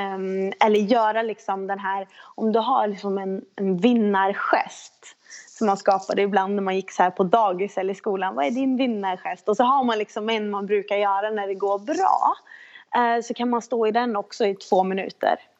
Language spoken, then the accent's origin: Swedish; Sweden; som, som, som svensk tjej